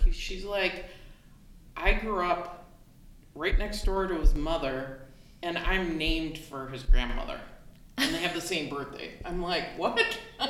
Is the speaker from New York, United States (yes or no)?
no; Wisconsin, United States; I am.